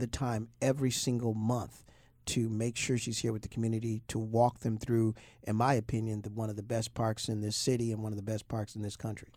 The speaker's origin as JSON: {"language": "English", "town": "Toledo", "region": "Ohio", "country": "United States", "tie": "born or raised there", "moved": "yes", "lives_now": "Baltimore, United States", "said": "my hometown of Toledo, Ohio."}